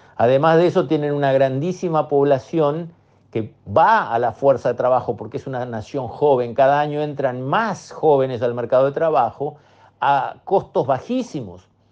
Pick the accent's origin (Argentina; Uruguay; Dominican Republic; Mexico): Uruguay